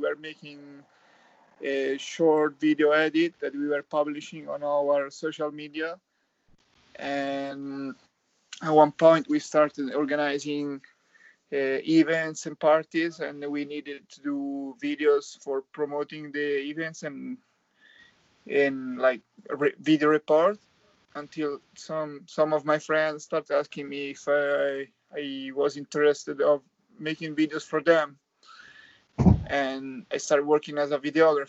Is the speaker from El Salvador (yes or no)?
no; Italy; I'm from Italy